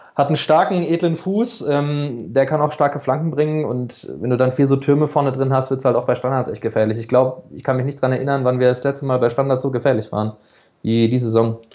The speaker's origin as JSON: {"language": "German", "town": "Karlsruhe", "region": "Baden-Württemberg", "country": "Germany", "tie": "born or raised there", "said": "geboren, aufgewachsen in Karlsruhe bin ich"}